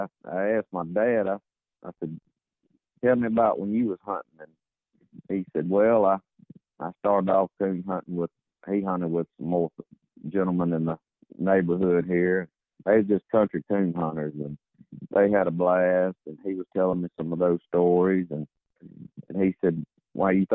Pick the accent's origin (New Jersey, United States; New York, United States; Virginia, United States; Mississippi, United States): Mississippi, United States; Batesville; I was born here in Batesville, Mississippi, and currently still here